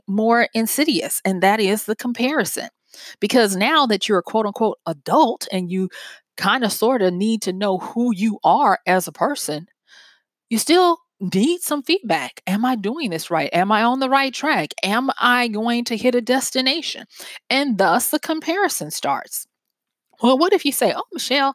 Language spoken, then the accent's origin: English; Louisiana, United States; it's from my home state. And it's in takes place in the city where I went to college